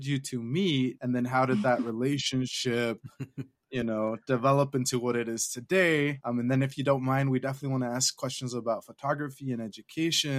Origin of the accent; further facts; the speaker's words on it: Caldwell, Idaho, United States; I'm from Caldwell, Idaho